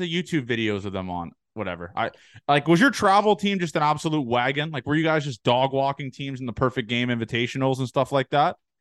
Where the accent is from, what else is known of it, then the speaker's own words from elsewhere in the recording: Canada; I'm Canadian